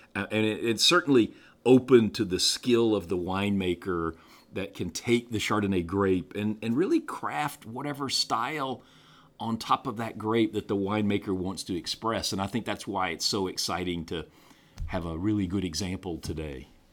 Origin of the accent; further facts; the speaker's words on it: the American South, United States; being a Southerner